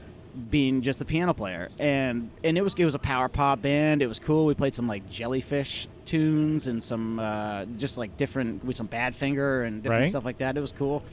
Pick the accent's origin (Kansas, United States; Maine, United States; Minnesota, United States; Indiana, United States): Maine, United States; Presque Isle; also born or lived in upstate New York; I was born in Presque Isle